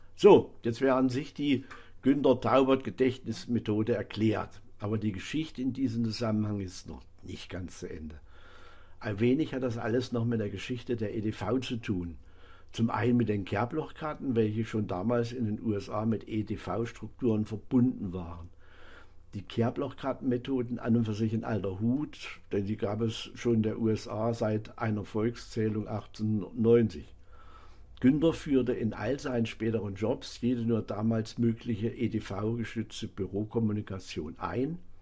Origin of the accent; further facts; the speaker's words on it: Bad Salzungen, Thuringia, Germany; meiner Heimatstadt Bad Salsung